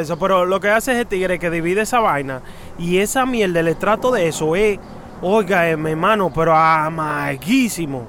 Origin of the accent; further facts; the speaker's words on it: New York City, New York, United States; cuando yo crecí en Queens, en Astoria